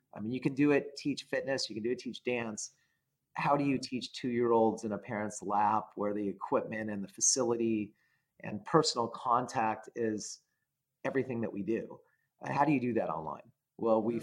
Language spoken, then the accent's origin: English; California, United States; I uh, was a, a normal person growing up in California